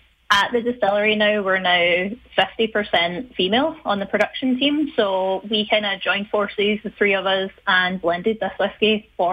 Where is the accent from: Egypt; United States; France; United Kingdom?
United Kingdom; Hamilton, Scotland; moved away as an adult; also born or lived in Winnipeg, Canada; now in Canada; But yeah, I was born in Winnipeg, but we moved pretty much immediately to Scotland. Grew up all my life just outside Glasgow in a place called Hamilton.